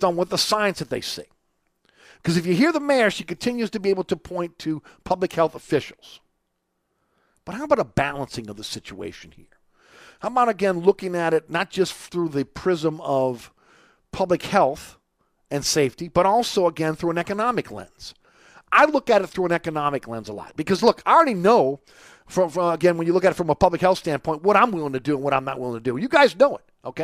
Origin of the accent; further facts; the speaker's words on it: New Orleans, Louisiana, United States; I grew up on Webster, just off Magazine Street